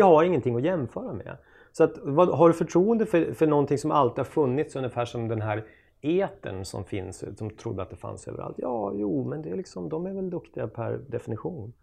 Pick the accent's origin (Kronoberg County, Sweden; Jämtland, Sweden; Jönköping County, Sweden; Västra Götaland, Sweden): Jämtland, Sweden; Östersund; moved away; Östersund där jag kommer ifrån